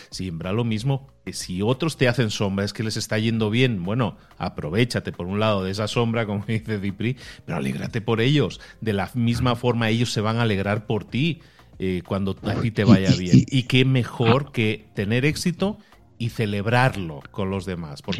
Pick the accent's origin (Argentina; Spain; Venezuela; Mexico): Spain; Galicia; No, nací en Galicia, eh, Nací en Galicia.